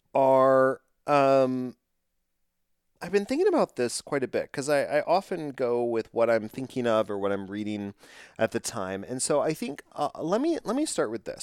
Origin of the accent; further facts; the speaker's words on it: Texas, United States; I'm from Texas